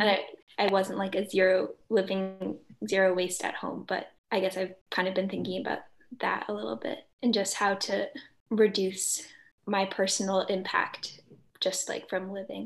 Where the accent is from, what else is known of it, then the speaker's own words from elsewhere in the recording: Belmont, Massachusetts, United States; I'm from Belmont, Massachusetts